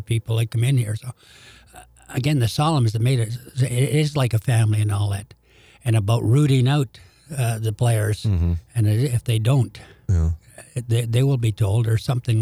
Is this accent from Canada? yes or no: yes; Canada; moved away as an adult; now in St. Louis, United States; being a Canadian mm-hmm. and growing up in Hockey Night Canada